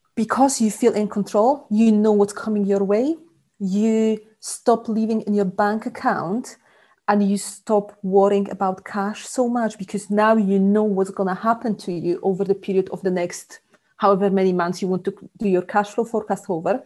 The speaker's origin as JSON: {"language": "English", "country": "Poland", "tie": "born or raised there", "also_born_or_lived": "Scotland", "moved": "as an adult", "lives_now": "South Lincolnshire, United Kingdom", "said": "born in Poland um, ages ago, uh, but about 15 years ago, I moved to Scotland."}